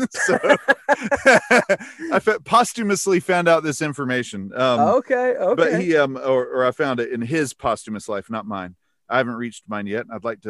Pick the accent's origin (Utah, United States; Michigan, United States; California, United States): Utah, United States; Provo; born there; I was born in Provo, Utah, but we only stayed there for 2 months. I was a BYU baby.